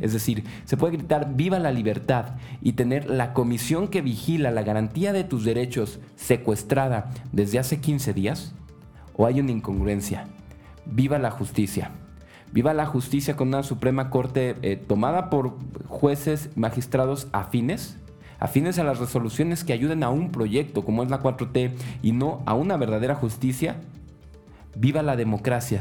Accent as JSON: {"language": "Spanish", "country": "Mexico", "said": "como mexicanos"}